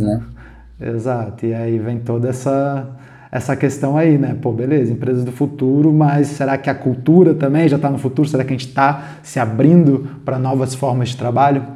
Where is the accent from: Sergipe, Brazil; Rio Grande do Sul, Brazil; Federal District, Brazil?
Federal District, Brazil; Brasília; a gente é de Brasília, eu pelo menos sou de Brasília